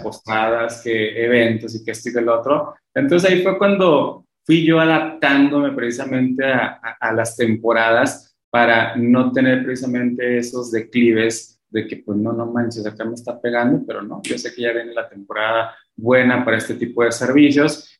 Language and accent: Spanish; Mexico; somos mexicanos